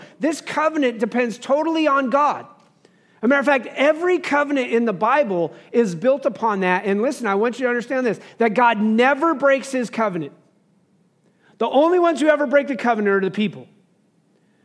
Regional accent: United States; I'm speaking as an American

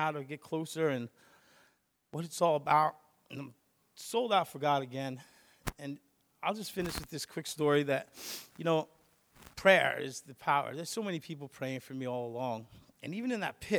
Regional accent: Long Island, New York, United States; I'm from Long Island

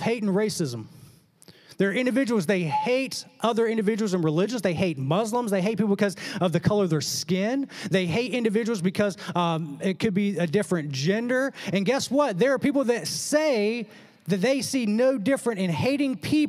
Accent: the South, United States; growing up in the South

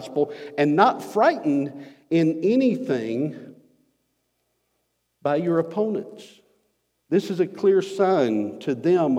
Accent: United States; us as American Christians

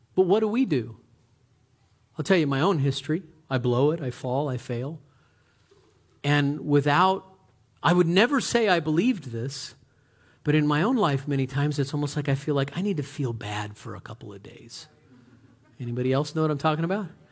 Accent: United States; We're Americans

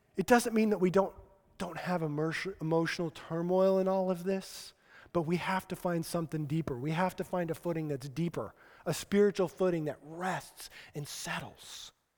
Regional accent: Colorado, United States; grew up in Colorado

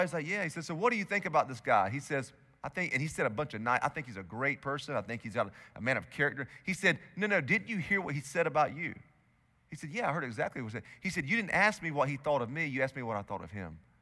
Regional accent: United States; as American Christians

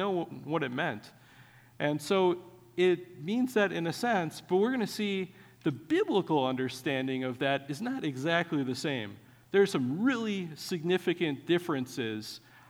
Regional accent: Wisconsin, United States; I grew up in Wisconsin.

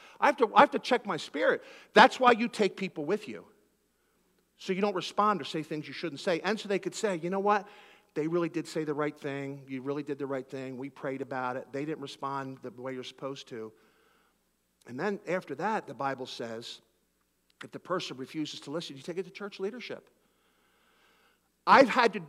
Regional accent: Philadelphia, Pennsylvania, United States; I'm from Philadelphia

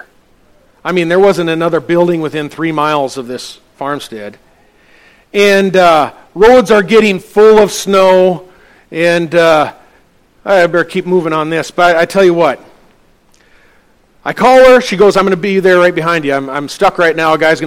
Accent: North Dakota, United States; now in Denton, United States; I was raised here in North Dakota on a small family farm

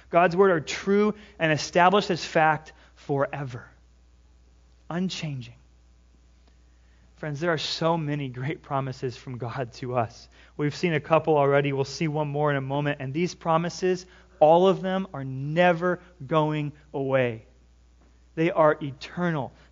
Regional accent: California, United States; now in Washington, United States; I live in Washington. What do you water your grass for? I came from California.

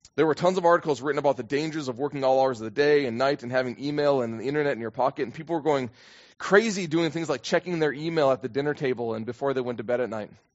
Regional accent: United States; for me as an American

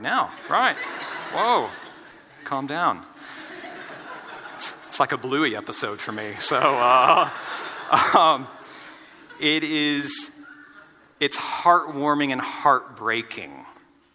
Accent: United States; moved away as an adult; now in Australia; our families are in the States

